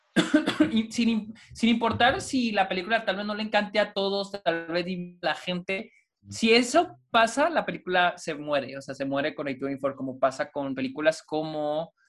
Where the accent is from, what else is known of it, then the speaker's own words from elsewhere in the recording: Delicias, Chihuahua, Mexico; en Delicias, de donde yo soy